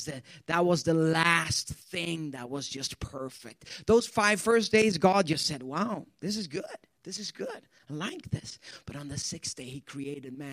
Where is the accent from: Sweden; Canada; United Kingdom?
Sweden; English is a second language; moved away as an adult; also born or lived in Ethiopia / Youngstown, Ohio; now in Pittsburgh, United States; I'm born and raised in Sweden